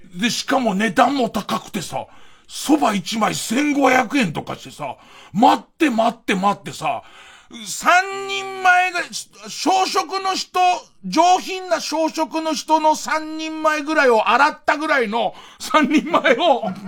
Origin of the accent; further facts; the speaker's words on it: Edokko, Tokyo, Japan; 江戸っ子としては